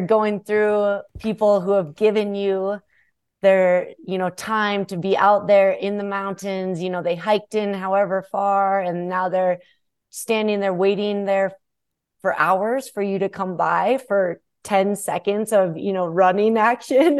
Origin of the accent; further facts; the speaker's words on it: Minnesota, United States; Being a Minnesotan